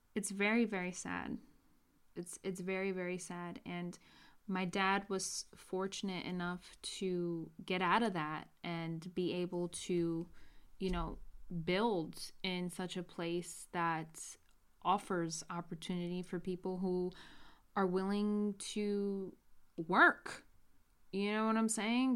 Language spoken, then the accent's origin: English; New York, United States; born and raised in New York